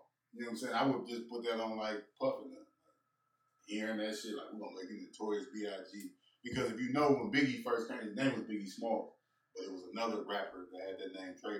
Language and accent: English; Brooklyn, New York, United States; Brooklyn, New York.